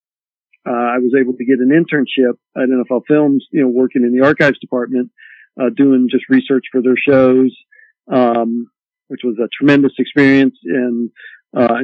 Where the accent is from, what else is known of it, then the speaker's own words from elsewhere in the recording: Columbus, Ohio, United States; moved away; I grew up in Columbus, you know, being a huge Ohio State football fan